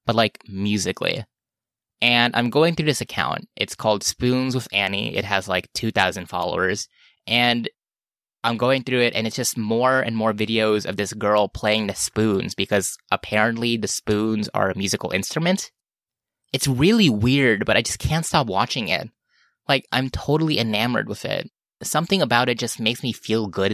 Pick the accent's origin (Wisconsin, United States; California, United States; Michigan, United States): California, United States; Los Angeles; I'm from Los Angeles